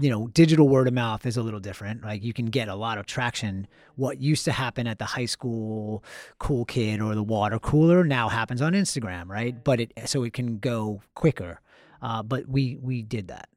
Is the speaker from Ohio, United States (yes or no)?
no; Long Island, Suffolk County, New York, United States; I'm from Long Island